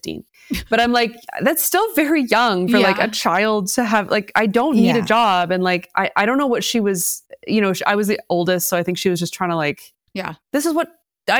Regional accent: Toronto, Ontario, Canada; also born or lived in Oakville; I grew up in the beaches. I was born and raised in the beaches.

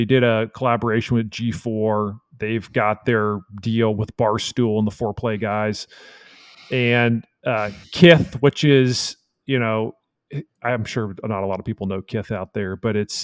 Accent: Texas, United States; as a Texan

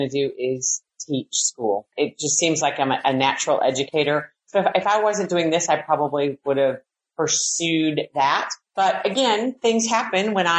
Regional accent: Milwaukee, Wisconsin, United States; moved away as an adult; also born or lived in West Virginia / Augusta, Georgia; now in Atlanta, United States; born and raised in Milwaukee and moved to West Virginia, then Augusta, and then in Atlanta.

